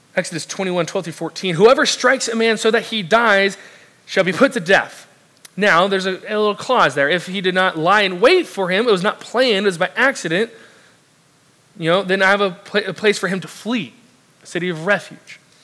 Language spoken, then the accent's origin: English; South Orange County, Southern California, United States; moved away; I'm originally from the southern California, South Orange County specifically. And I grew up and was raised near, right near the beach, five minutes from it